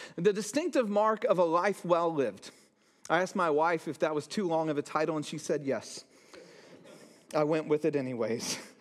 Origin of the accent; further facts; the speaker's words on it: Santa Cruz, California, United States; I grew up in Santa Cruz.